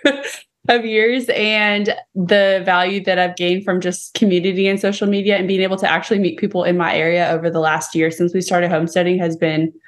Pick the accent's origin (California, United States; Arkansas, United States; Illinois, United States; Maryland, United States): California, United States; moved away as an adult; now in Tennessee, United States; I'm actually from California